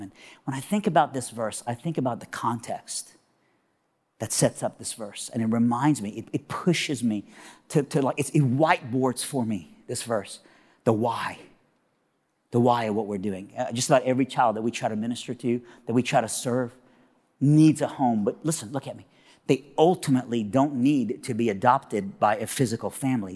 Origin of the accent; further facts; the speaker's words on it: Iran; now in Nashville, United States; I am originally from Iran, but now I live in Nashville, Tennessee, all right? And so I'm a, I'm a southerner, and, but even when I was in Iran, I was from South Iran